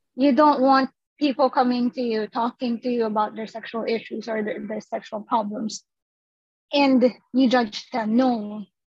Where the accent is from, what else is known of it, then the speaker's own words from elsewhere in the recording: Philippines; us as Filipino people